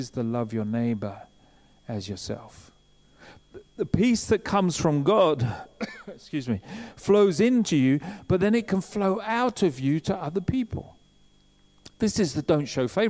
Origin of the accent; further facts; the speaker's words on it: England, United Kingdom; we're English